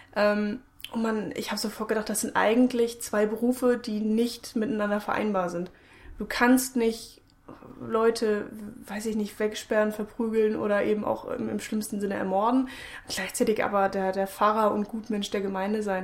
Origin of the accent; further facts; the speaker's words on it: Germany; wir sind Deutsche